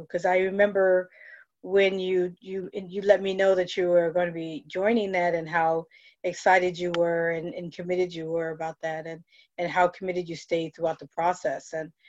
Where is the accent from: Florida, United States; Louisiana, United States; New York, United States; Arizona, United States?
New York, United States; now in Virginia, United States; I'm from New York, and now, you know, Virginia for New Yorkers is definitely south